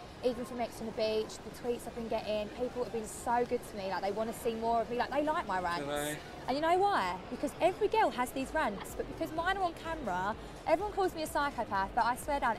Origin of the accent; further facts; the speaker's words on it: Essex, East of England, United Kingdom; I'm from Essex